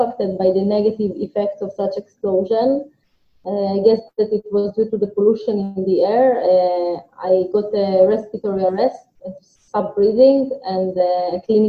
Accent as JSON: {"language": "English", "country": "Ukraine", "tie": "born or raised there", "also_born_or_lived": "Tel Aviv, Israel", "moved": "yes", "said": "I was born in Ukraine, in a small city in Ukraine, in 1986"}